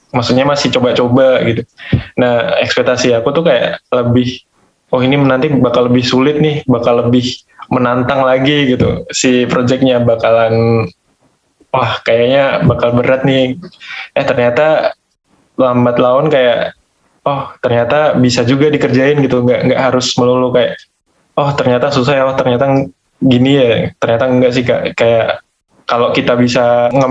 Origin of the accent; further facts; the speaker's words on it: Magetan, East Java, Indonesia; Uh, asalnya dari Magetan, Jawa Timur Kak.